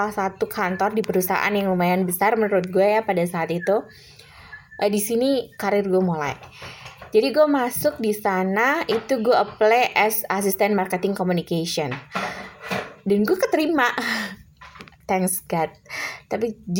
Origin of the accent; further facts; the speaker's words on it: Semarang, Central Java, Indonesia; sementara gue anak daerah dari Semarang yang menurut gue nothing gitu kan